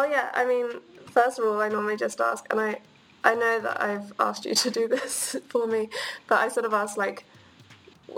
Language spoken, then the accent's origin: English; Brighton, South East England, United Kingdom; moved away as an adult; now in Edinburgh, United Kingdom; I'm from Brighton, so quite near, but I'm in Edinburgh at the moment. I'm studying in Edinburgh.